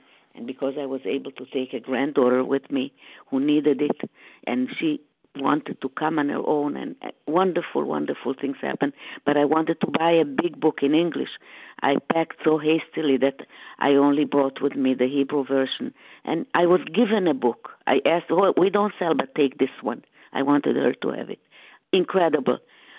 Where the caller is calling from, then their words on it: Boston, Massachusetts, United States; I'm calling from the Boston area at this time.